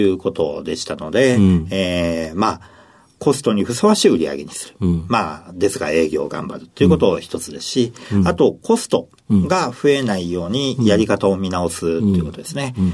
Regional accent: Nagoya, Aichi, Japan; now in Sapporo, Japan; 1971年4月10日です。えー、48歳ですね。はい。ご出身はどちらでしょうか出身は名古屋市

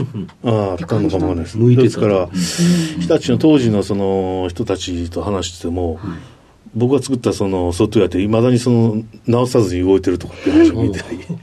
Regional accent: Osaka, Japan; 大阪ですね

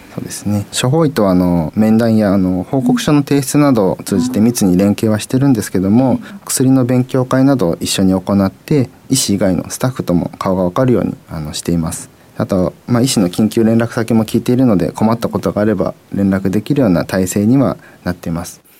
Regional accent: Tokyo, Japan; now in Niigata, Japan; もともと私東京出身なので、えー、新潟県全然土地勘なかった

